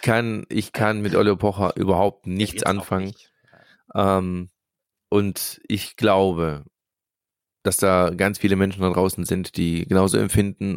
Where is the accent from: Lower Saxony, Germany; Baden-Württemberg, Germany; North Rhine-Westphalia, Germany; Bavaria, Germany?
Baden-Württemberg, Germany; Swabia; ich bin tatsächlich hier geboren, hier aufgewachsen im Schwabenland